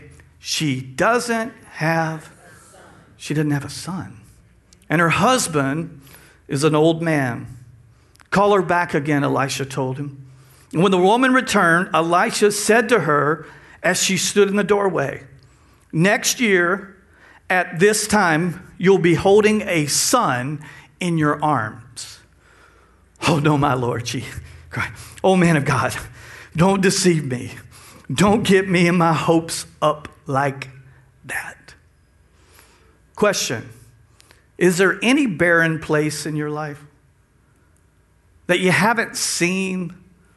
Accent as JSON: {"language": "English", "region": "Texas", "country": "United States", "moved": "yes", "lives_now": "South Louisiana, United States", "said": "We're from Texas. We've learned the language"}